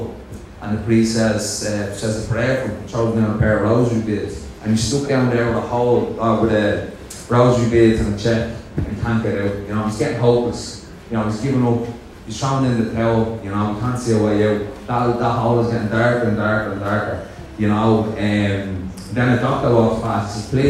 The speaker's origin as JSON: {"language": "English", "town": "Dublin", "region": "Leinster", "country": "Ireland", "said": "a Dublin lad up here talking"}